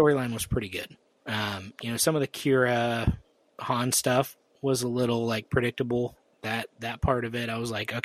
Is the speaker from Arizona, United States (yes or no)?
yes; Arizona, United States; I grew up in the Southwest in Arizona